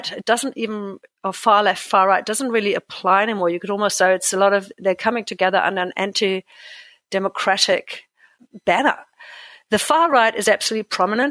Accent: Germany; now in New Zealand; I'm an immigrant to New Zealand. I come from Germany originally, as you can probably tell from my weird name and accent

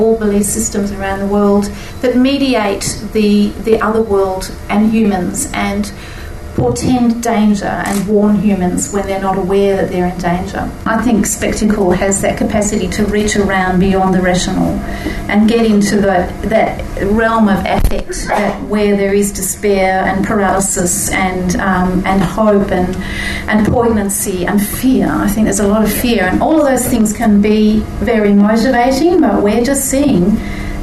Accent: Australia; being Australian

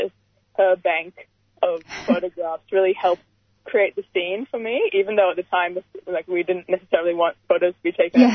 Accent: Brisbane, Queensland, Australia; also born or lived in Alexandria, Egypt; I was born in Egypt, in Alexandria, in the mid-90s, and we migrated to Brisbane, Australia, in early 2002

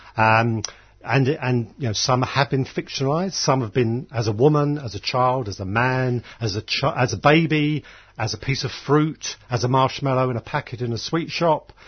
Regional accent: Dublin, Leinster, Ireland; I was born in Dublin.

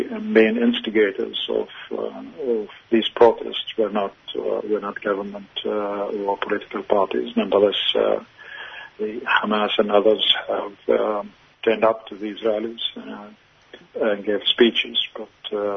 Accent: Australia; as an Australian

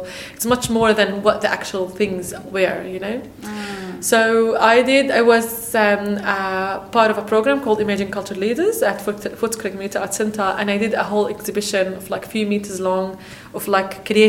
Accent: Palestine; moved away as an adult; now in Australia; I'm from Palestine

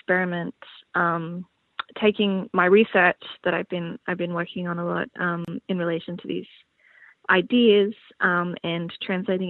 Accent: Brisbane, Queensland, Australia; moved away; I come from Brisbane

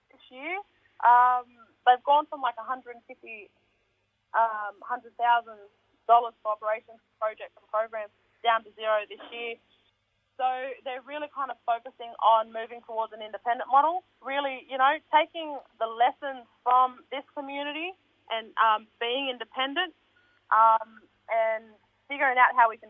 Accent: Sydney, New South Wales, Australia; I was born right here. I grew up here. I went to school here. I'm still here.

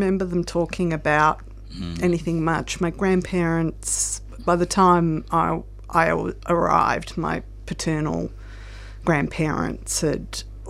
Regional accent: Melbourne, Victoria, Australia; I was born in Melbourne.

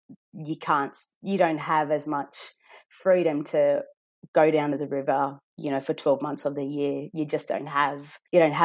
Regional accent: Brewarrina, New South Wales, Australia; moved away; I'm from Brewarrina, so we've got the Baiame Nunu Gunya, the Brewarrina fish traps there, and I always remember being able to swim in those fish traps.

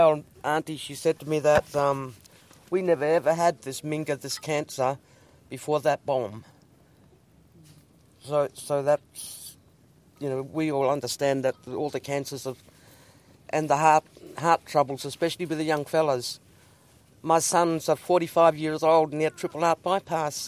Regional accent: Koonibba Mission, South Australia, Australia; now in Ceduna, Australia; I was born on the Kuniba Mission in 1951.

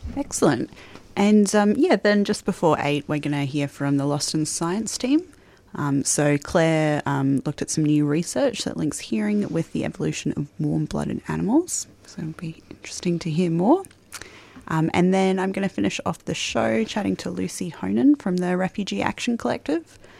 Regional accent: Queensland, Australia; now in Melbourne, Australia; I'm from Queensland, so usually September we get a nice warm spring

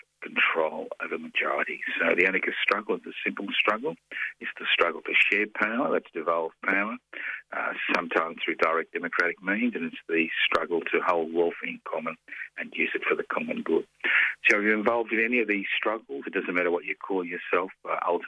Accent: Brisbane, Queensland, Australia; moved away as an adult; I was born in Brisbane. I know what it was like to grow up in Queensland in the 50s and 60s and the early 70s before I was forced to leave

